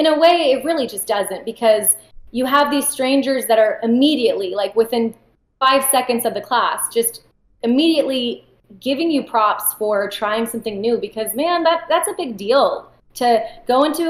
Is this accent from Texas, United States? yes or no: yes; Austin, Texas, United States; my parents are both from Iran. I was born here in Austin